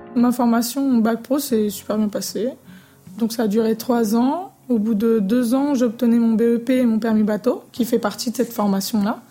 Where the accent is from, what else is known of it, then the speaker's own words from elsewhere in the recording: Brazil; now in La Plaine-sur-Mer, France; vu qu'on vient du Brésil et que j'ai vécu sur une île